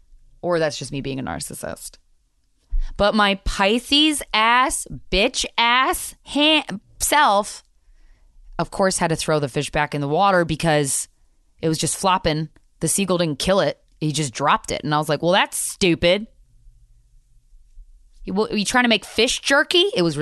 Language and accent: English; New York, United States; I cannot believe as a New Yorker, I've never been there before.